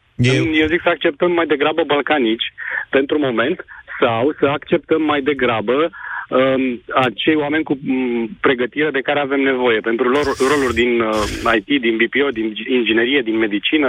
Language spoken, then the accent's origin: Romanian; Ploiești, Prahova, Romania; la Ploiești, eu sunt ploieștean